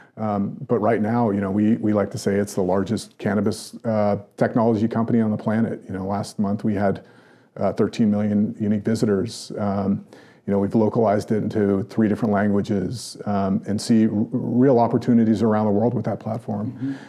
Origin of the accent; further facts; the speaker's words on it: United States; an American businessman